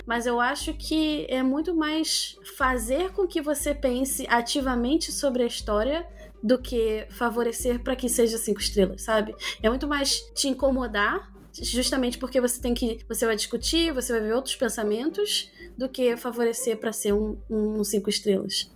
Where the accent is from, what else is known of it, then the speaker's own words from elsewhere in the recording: Rio de Janeiro, Brazil; em Bangu, onde eu cresci